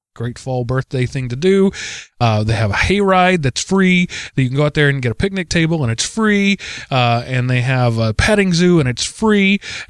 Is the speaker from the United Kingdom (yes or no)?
no; Texas, United States; as we would call growing up in the Texas cattle country where I grew up.